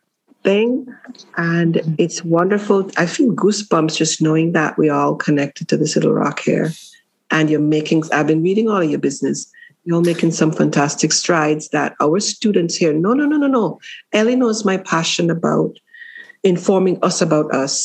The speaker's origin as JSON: {"language": "English", "country": "Jamaica", "said": "I'm Jamaican in Jamaica, for Jamaica"}